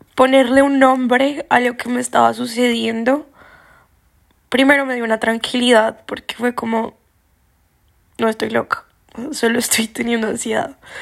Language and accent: Spanish; Colombia; yo soy colombiano